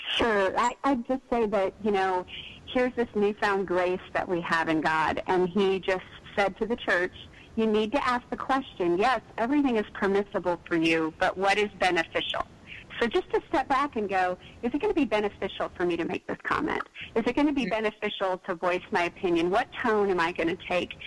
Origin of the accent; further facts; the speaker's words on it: East Texas, United States; I grew up in East Texas